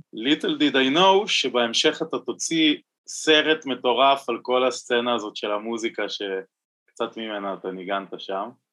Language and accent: Hebrew; Tel Aviv, Tel Aviv District, Israel; בתור תל אביבי